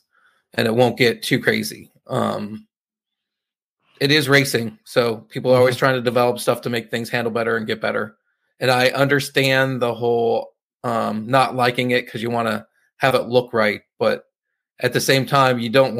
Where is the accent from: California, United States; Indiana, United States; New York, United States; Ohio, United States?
California, United States; Northern; moved away; I'm from Northern California, so it's almost like going home